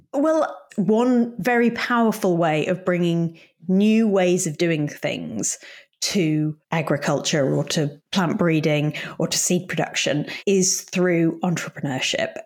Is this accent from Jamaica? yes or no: no; Yorkshire and the Humber, United Kingdom; moved away as an adult; I grew up in Yorkshire, which is in the north of England, in quite a rural community.